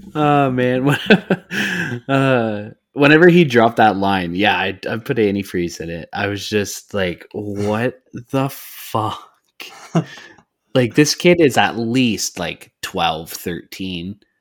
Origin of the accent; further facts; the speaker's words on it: Canada; I'm Canadian.